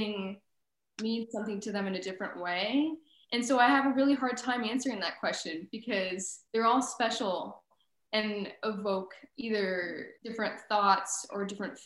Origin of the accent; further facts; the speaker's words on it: Texas, United States; moved away as an adult; now in Chicago, United States; Growing up in Texas, the education system, at least in high school, is very much so cliquey